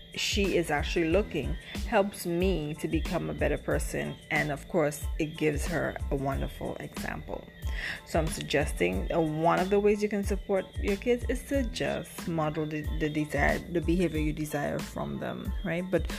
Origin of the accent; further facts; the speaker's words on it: Saint David, Grenada; I'm from St. David's